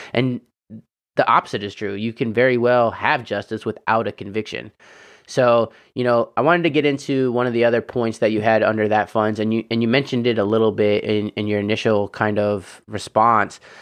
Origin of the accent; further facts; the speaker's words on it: Indiana, United States; moved away; also born or lived in California; my home state of Indiana